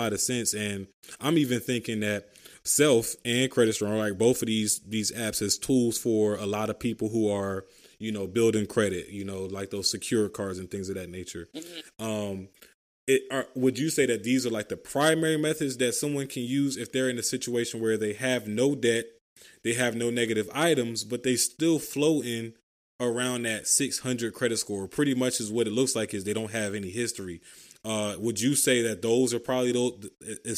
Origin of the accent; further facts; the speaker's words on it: Philadelphia, Pennsylvania, United States; I'm from Philly